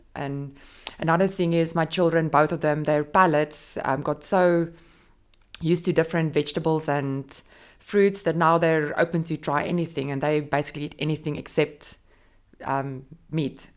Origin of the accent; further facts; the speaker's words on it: South Africa; moved away as an adult; also born or lived in Dubai, United Arab Emirates; now in Jebel Ali, United Arab Emirates; I'm South African mom of two